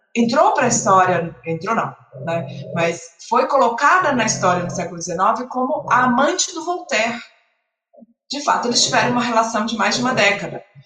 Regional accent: Salvador, Bahia, Brazil; eu sou de Salvador

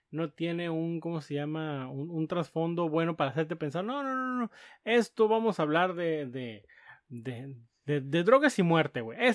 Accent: Mexico City, Mexico; No, yo soy chilango de la Ciudad de México, carnal.

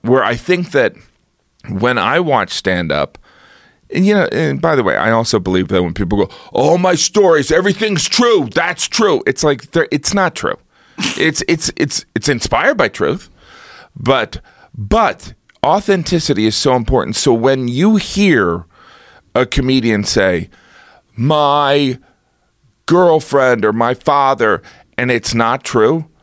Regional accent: United States; I am an American

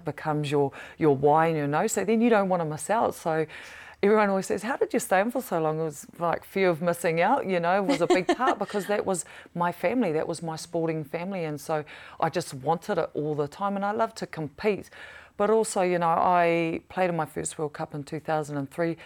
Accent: New Zealand; growing up in Pataroru

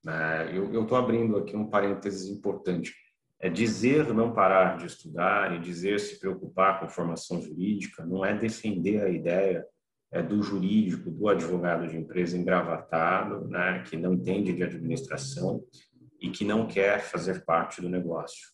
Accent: São Paulo, Brazil; also born or lived in Campo Grande; Sou natural de Campo Grande, mas, enfim, fiquei apenas dois anos em Campo Grande, vivi a maior parte do meu tempo em São Paulo

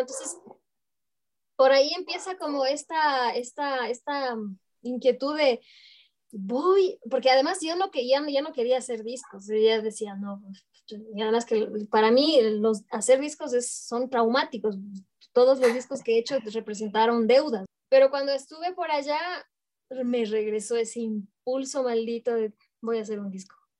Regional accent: Ecuador; moved away as an adult; also born or lived in Mexico / Europe; me empuja de nuevo hacia Ecuador. Mm. Dije, no, yo para estar viviendo así, me regreso a mi chosita me regreso a mi tierra.

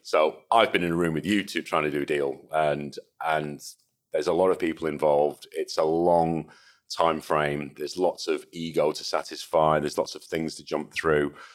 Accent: Salford, North West England, United Kingdom; born or raised there; also born or lived in Liverpool / Hong Kong / Manchester

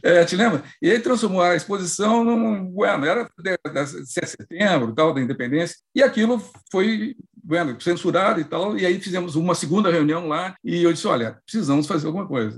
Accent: Santo Ângelo, Rio Grande do Sul, Brazil; moved away; eu morava, eu sou de Santo Ângelo, que é o interior do Rio Grande do Sul

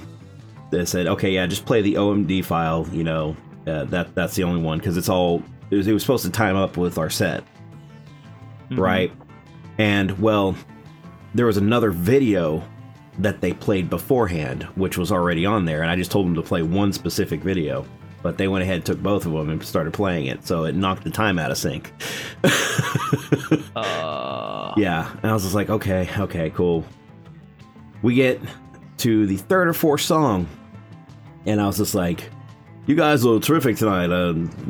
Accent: Texas, United States; I'm born and raised in Texas

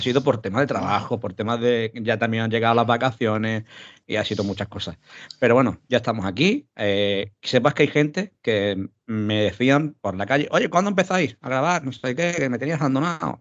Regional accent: Málaga, Andalusia, Spain; yo que soy de Málaga

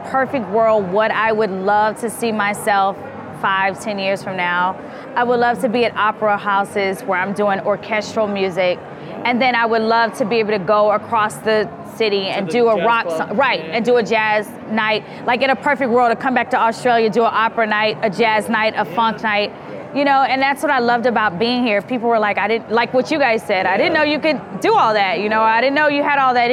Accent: Houston, Texas, United States; my hometown

